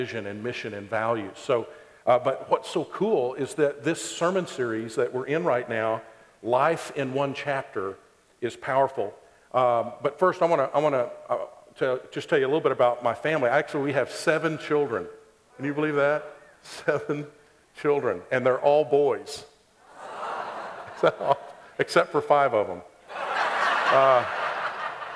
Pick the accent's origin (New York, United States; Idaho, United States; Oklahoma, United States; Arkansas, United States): Oklahoma, United States; Ada; I grew up in Ada, Oklahoma, a little town in southeast Oklahoma